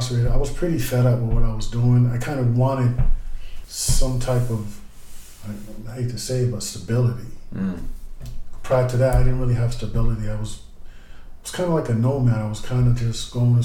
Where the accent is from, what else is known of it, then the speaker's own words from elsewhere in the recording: Boston, Massachusetts, United States; Growing up in Roxbury in that era, it was really violent